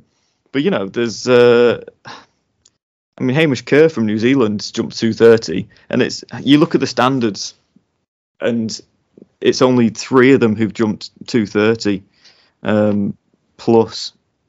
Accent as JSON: {"language": "English", "country": "United Kingdom", "said": "Again, as a Brit, you'd love to see it, wouldn't you?"}